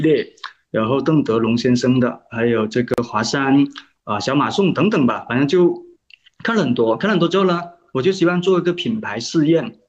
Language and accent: Chinese; Guangdong, China; also born or lived in Foshan; 我是嗯。广东人，啊，所以说我的普通话可能不是非常地符合大家 的那种感觉的准哈